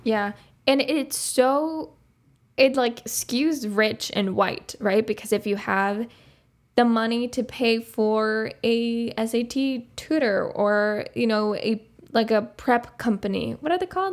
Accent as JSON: {"language": "English", "country": "Uruguay", "tie": "born or raised there", "second_language": "English", "moved": "as an adult", "said": "I grew up in Uruguay"}